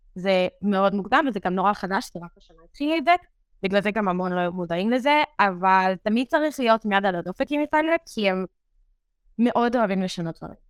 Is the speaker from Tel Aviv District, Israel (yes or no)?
no; Meitar, Southern District, Israel; moved away as an adult; now in Rome, Italy; אני במקור ממיתר, זה שובלת באר שבע בישראל